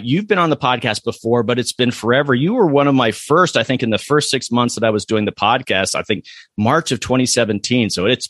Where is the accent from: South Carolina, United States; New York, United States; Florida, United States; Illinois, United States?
Florida, United States; moved away; I'm originally from Florida